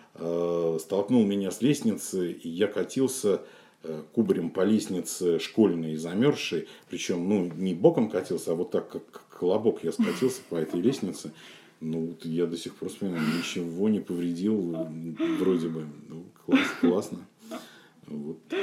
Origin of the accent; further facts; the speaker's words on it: Saint Petersburg, Russia; я родился и вырос как раз э, в самом центре. Я жил на канале Грибоедова